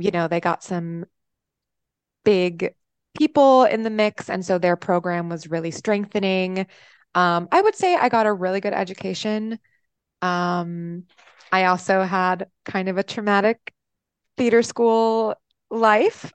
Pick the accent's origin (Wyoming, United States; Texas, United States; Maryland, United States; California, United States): Texas, United States; Austin; also born or lived in upstate New York; now in Chicago, United States; I am from Austin, Texas, via upstate New York. Um, so, and I'm currently in Chicago